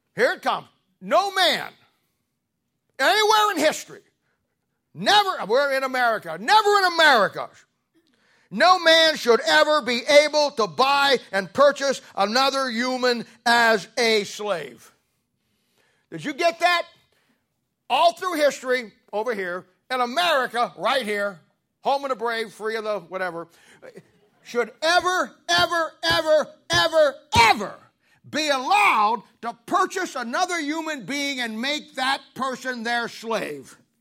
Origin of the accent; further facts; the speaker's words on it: Canton, Ohio, United States; I grew up in 1970 in Canton, Ohio, and was at the Canton Baptist Temple